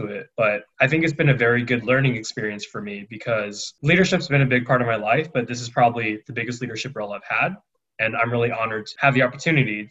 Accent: Diamond Bar, California, United States; moved away as an adult; My hometown is Diamond Bar, California

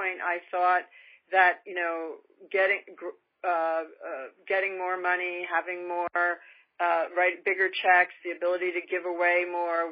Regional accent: New York, United States; moved away as an adult; now in California, United States; I grew up in a particularly affluent area of New York

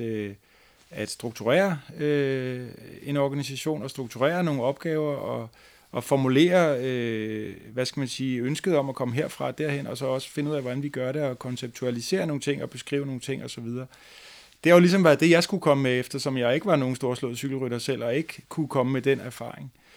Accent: Fredensborg, Capital Region of Denmark, Denmark; den lokale fodboldklub i Fredensborg, hvor jeg kommer fra

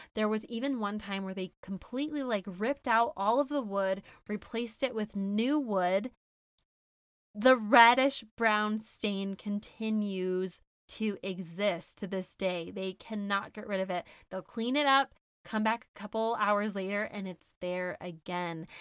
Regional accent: Syracuse, New York, United States; now in Salt Lake City, United States; my hometown of Syracuse, New York

